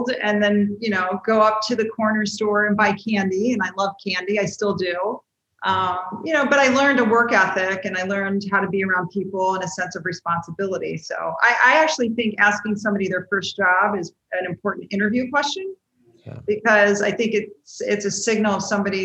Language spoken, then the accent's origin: English; Washington, District of Columbia, United States; everybody in my family, except for myself, is from West Virginia. And I grew up in the Washington, D.C.